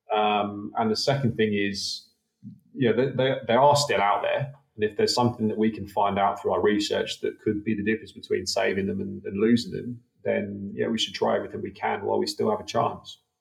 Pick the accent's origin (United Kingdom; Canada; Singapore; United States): United Kingdom; also born or lived in Wollongong, Australia; now in Australia; growing up in the UK, as you can tell from my dodgy accent